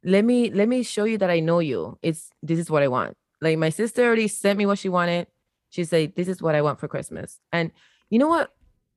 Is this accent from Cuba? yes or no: yes; Havana, Cuba; a privileged Cuban child. I'm not even gonna front. I was, you know, I wasn't from the streets. I was from La Habana.